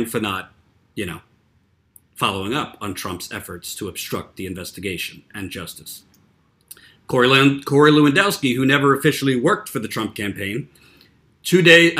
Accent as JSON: {"language": "English", "region": "New York", "country": "United States", "said": "I live in New York. I'm from New York."}